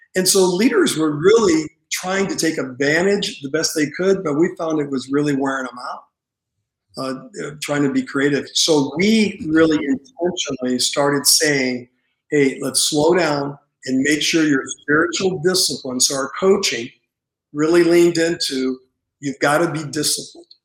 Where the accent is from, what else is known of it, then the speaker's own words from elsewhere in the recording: Santa Monica, California, United States; grew up in um, California, in Santa Monica